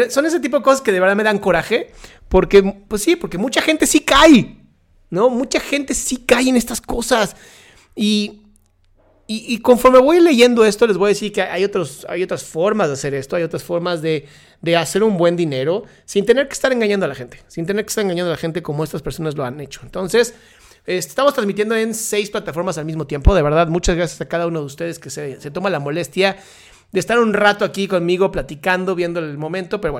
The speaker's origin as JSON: {"language": "Spanish", "country": "Ecuador", "said": "soy cosita, no sé, y soy de Ecuador, no voy a decir dónde."}